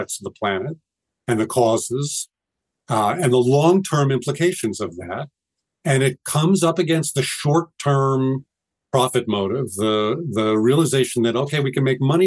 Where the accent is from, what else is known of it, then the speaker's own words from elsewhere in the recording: New York City, New York, United States; I grew up in New York City, which has a wonderful water supply